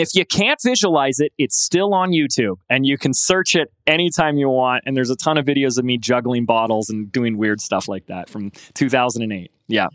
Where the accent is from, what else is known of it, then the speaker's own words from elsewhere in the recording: Laguna Beach, California, United States; Laguna Beach, my hometown, California